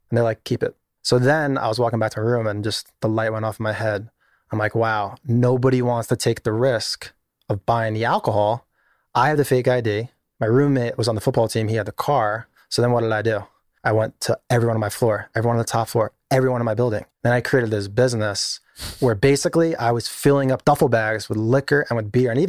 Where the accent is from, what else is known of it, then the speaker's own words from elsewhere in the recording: East Meadow, New York, United States; I grew up in Long Island in a place called East Meadow, middle class Long Island.